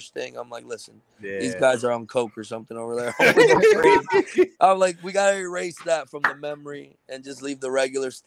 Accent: Florida, United States; I come from Florida, and I wrestle out of the mall

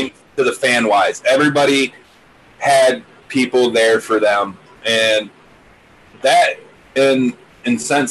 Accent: Monroe, United States; We grew up in Monroe.

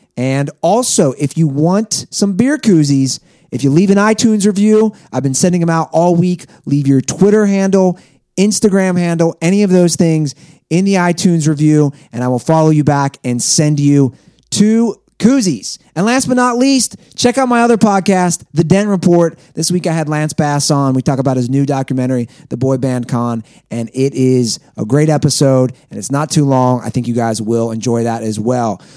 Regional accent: Ohio, United States; now in Venice Beach, California, United States; I left Ohio

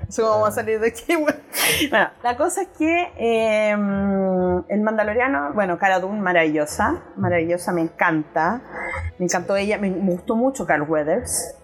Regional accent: Chile

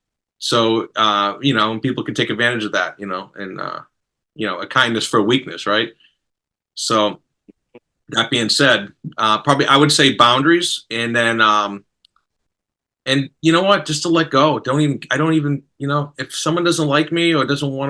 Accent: Boston, Massachusetts, United States; I'm from Boston

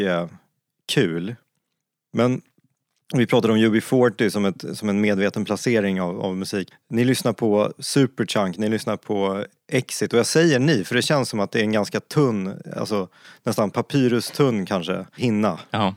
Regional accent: Stockholm, Stockholm County, Sweden; Jag är uppvuxen i Stockholm, inte i Luleå

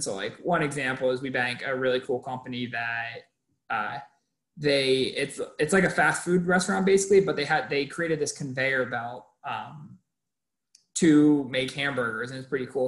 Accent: Maine, United States; moved away as an adult; also born or lived in Massachusetts; now in California, United States; I am originally from Maine, came out to Clark

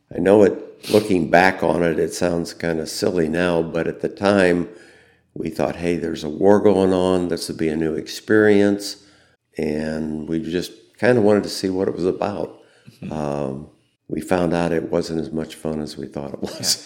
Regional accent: Fairbury, Illinois, United States; I grew up in Fairbury

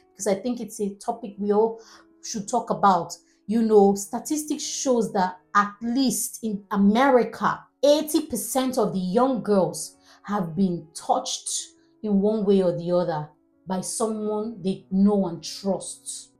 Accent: Nigeria; I'm a Nigerian

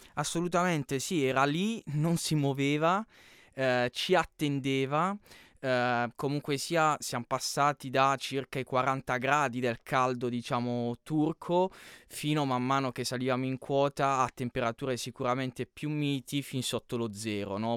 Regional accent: Canosa di Puglia, Apulia, Italy; sono di Canosa di Puglia

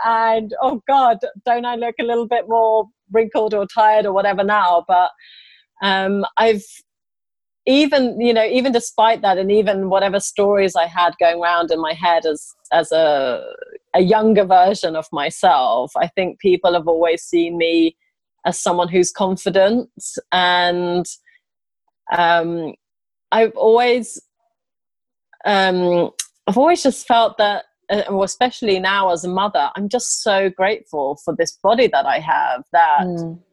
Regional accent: England, United Kingdom; also born or lived in Sweden / Italy; I'm actually Swedish, and I grew up in England, uh, moving there when I was four and a half

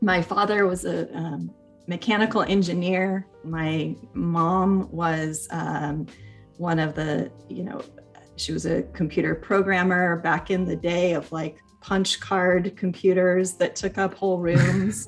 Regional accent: Sonoma County, Northern California, United States; I ended up coming back to my hometown. So born and raised here.

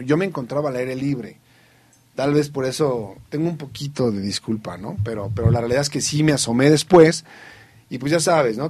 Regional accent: Mexico; como mexicano, como estudioso de las ciencias sociales

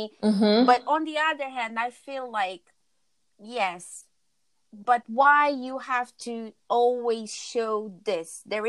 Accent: Cape Verde; now in London, United Kingdom; like, for us that we are originally from Cape Verde, so we are Black Portuguese.

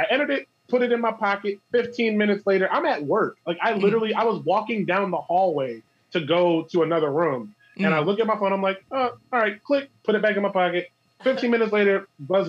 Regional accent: Chester, New Jersey, United States; where I grew up in Chester

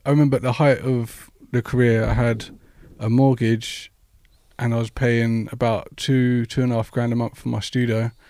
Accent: London, United Kingdom; I'm actually from West London

